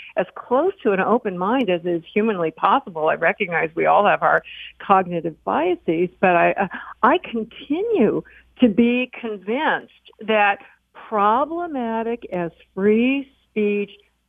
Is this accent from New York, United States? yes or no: no; Chicago, Illinois, United States; I grew up in Chicago, a weird place to say the least, but one of the things it had was a little area called Bughouse Square.